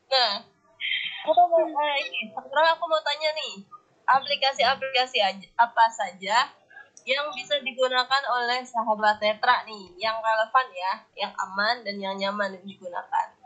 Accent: Jakarta, Indonesia; saya dari Jakarta.

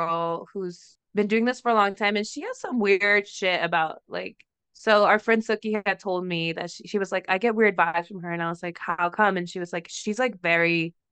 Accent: Mexico; moved away; I'm from Mexico because of how I speak

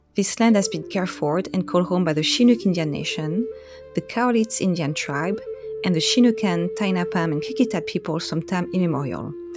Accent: Corsica, France; English is a second language; moved away as an adult; also born or lived in Nice area, France / Oahu, Hawaii; now in Vancouver, Washington, United States; I was born and raised in Corsica, a French island in the Mediterranean Sea.

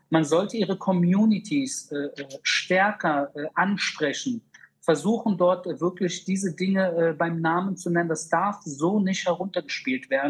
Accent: Berlin, Germany; die ich teilweise auch leider in meiner Jugend in Berlin-Wedding kennenlernen durfte

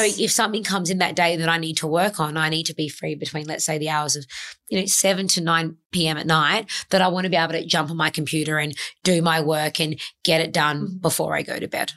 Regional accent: Adelaide, South Australia, Australia; moved away as an adult; now in Sydney, Australia; I moved from my hometown of Adelaide to Sydney when I was 24 at the time

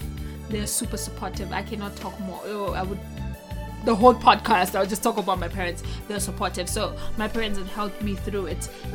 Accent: Nigeria; moved away; I'm Nigerian

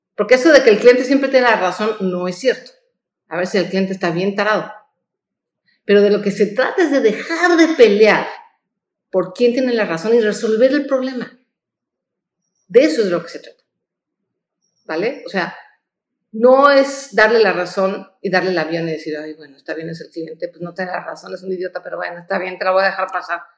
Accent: Mexico; como mexicanos

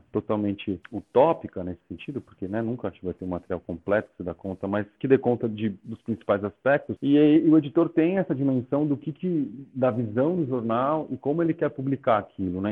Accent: São Paulo, Brazil; eu fazia pichação quando era moleque aqui em São Paulo

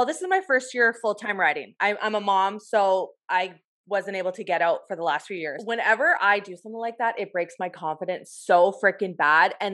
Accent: Ontario, Canada; I'm from Ontario

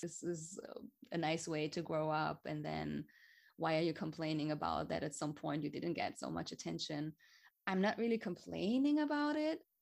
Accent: Hamburg, Germany; I was born and raised in Hamburg. It's a city in the north of Germany

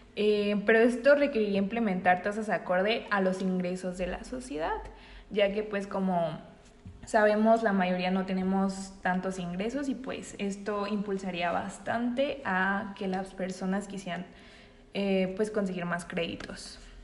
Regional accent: Mexico; nosotros como mexicanos

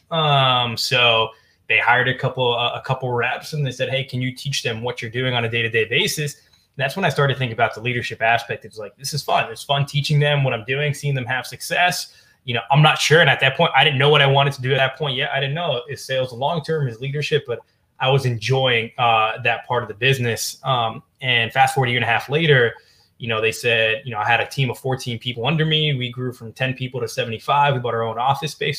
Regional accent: New Jersey, United States; I'm from New Jersey

